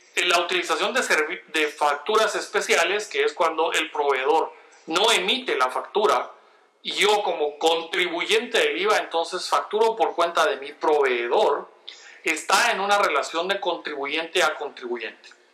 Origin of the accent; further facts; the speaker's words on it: Guatemala; uno como guatemalteco